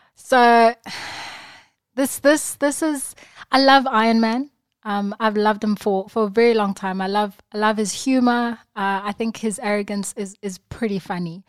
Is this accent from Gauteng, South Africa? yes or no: no; Durban, KwaZulu-Natal, South Africa; I was born and bred in Durban